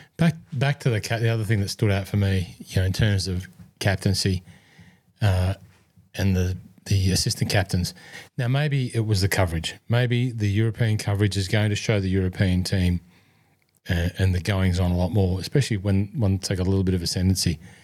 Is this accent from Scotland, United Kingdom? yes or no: yes; Scotland, United Kingdom; accent: Scottish; German's my second language if there was one outside of my Scottish accent